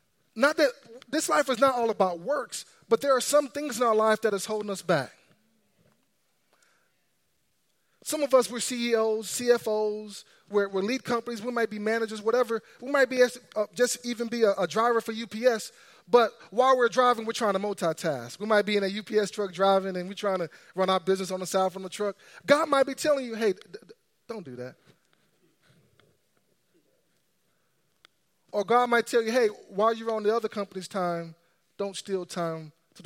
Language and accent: English; Texas, United States; I grew up in Texas